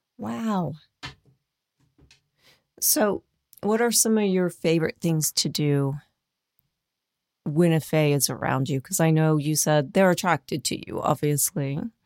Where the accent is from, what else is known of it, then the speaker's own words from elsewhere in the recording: Dayton, Ohio, United States; moved away; I'm from Dayton originally